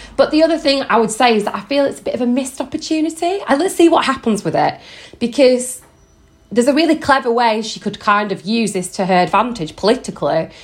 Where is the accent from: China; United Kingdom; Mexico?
United Kingdom; Yorkshire and the Humber; now in London, United Kingdom; I live in London with my husband. I'm originally from West Yorkshire.